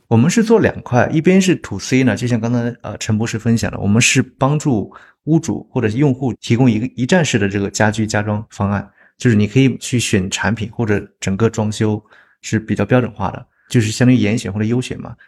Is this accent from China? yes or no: yes; China; moved away as an adult; now in Singapore; 我是在中国出生长大嘛，高考完了之后来新加坡读书